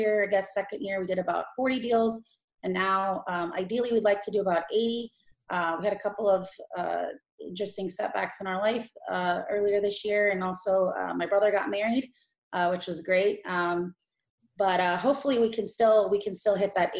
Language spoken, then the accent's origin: English; Los Angeles, California, United States; moved away as an adult; now in Tampa, United States; Kush is my brother, and we're from Los Angeles